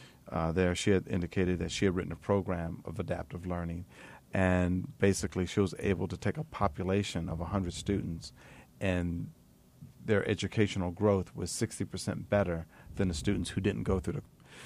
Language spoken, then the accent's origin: English; Atlantic City, New Jersey, United States; I'm born and raised in Atlantic City.